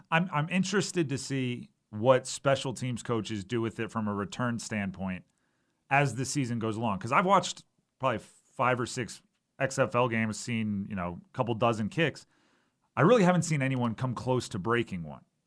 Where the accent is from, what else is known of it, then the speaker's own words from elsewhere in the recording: Hawaii, United States; moved away; I grew up in Hawaii